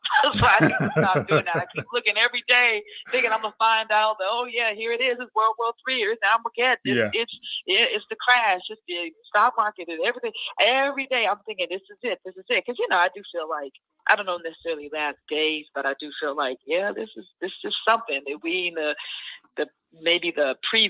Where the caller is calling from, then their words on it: Alabama, United States; I'm in Alabama. Good afternoon.